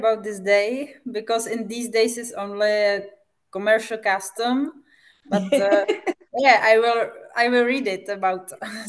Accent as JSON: {"language": "English", "country": "Czechia", "first_language": "Czech", "second_language": "English", "said": "From the Czech Republic."}